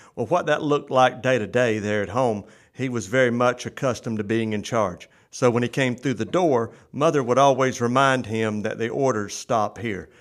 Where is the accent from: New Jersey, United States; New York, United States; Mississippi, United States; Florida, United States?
Florida, United States; Euchee Anna; Brad Drake and now Representative Shane Abbott and I hail from Uchiana